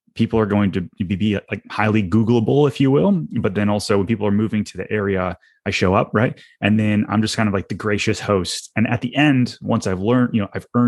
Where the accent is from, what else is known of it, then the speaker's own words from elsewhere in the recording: Detroit, Michigan, United States; now in Orlando, United States; I'm not originally from Orlando. And so I'm from Detroit originally